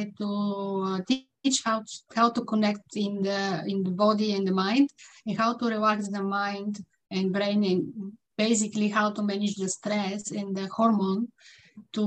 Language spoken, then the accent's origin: English; Bulgaria; English is a second language; now in Vancouver, Canada; I'm living in Vancouver, British Columbia, Canada, in the West Coast. And I'm originally from Bulgaria, mm-hmm. as you see from my accent.